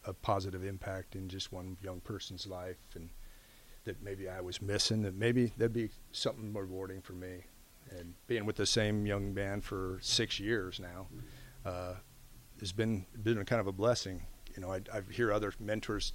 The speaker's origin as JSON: {"language": "English", "region": "Colorado", "country": "United States", "tie": "born or raised there", "also_born_or_lived": "Scottsbluff, Nebraska", "moved": "yes", "lives_now": "Lincoln, United States", "said": "I grew up in Colorado."}